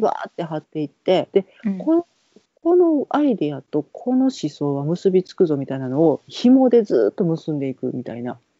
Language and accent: Japanese; Kansai, Japan; 関西人やねんわしら。